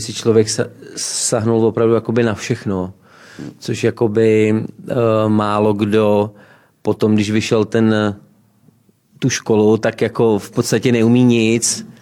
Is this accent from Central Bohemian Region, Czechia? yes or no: yes; Rožmitál pod Třemšínem, Central Bohemian Region, Czechia; Rožmitál pod Třemšínem, 70 km jižně od Prahy, okres Příbram